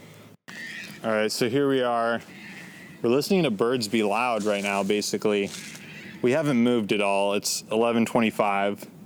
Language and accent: English; Davis, California, United States; my hometown of Davis